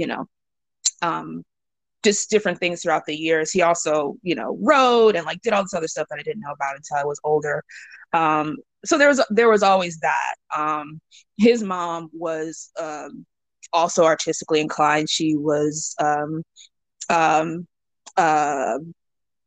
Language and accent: English; Atlanta, Georgia, United States; I was born and raised in Atlanta